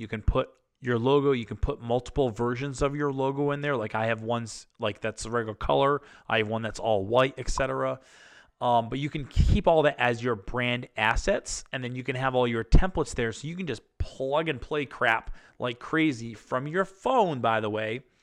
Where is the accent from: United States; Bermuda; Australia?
United States; Massachusetts; they're from my home state, home area